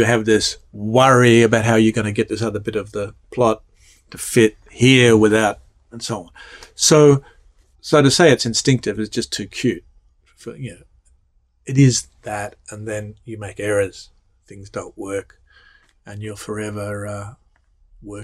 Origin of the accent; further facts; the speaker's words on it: Australia; accent: Australian; moved away as an adult; now in United States; growing up in Australia